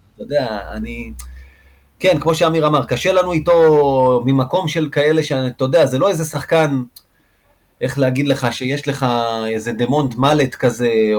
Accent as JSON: {"language": "Hebrew", "town": "Rishon LeZion", "region": "Central District", "country": "Israel", "tie": "born or raised there", "said": "בתור ילד רשל\"צי"}